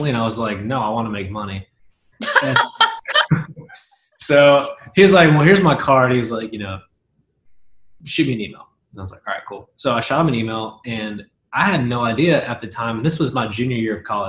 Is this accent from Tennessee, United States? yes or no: yes; Hendersonville, Tennessee, United States; also born or lived in Nashville; I was born and raised in Middle Tennessee, Hendersonville, to be specific. It's like 20 minutes north of Nashville